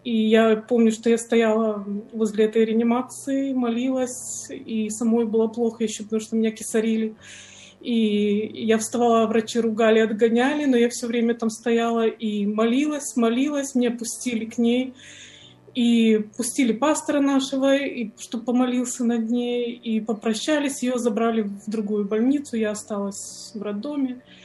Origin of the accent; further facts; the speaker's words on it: Ukraine; also born or lived in Tyumen, Russia; я сама с Украины